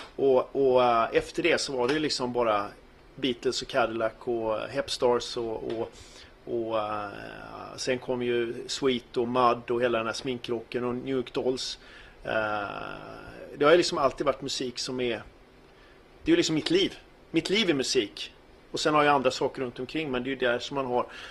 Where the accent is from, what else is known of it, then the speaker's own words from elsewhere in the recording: Gothenburg, Västra Götaland, Sweden; Jag är ju gammal göteborgare och var med i de första punkbanden här i Göteborg